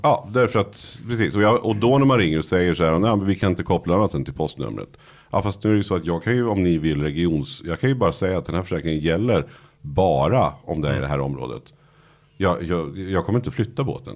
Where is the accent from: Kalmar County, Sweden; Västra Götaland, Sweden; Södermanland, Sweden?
Södermanland, Sweden; Nyköping; moved away as an adult; now in Stockholm, Sweden; jag var från Nyköping